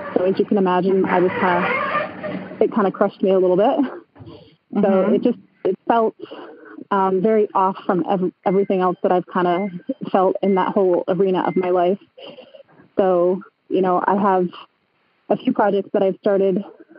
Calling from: Cooperstown, New York, United States; I'm calling from Cooperstown in upstate New York.

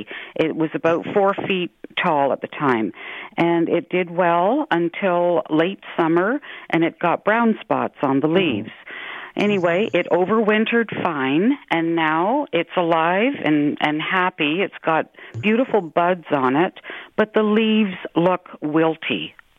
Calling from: Harriston, Ontario, Canada

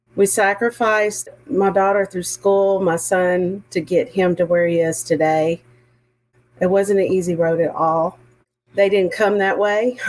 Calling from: Montgomery, Texas, United States; I'm calling in from Montgomery, Texas. I'm sure you can hear the accent.

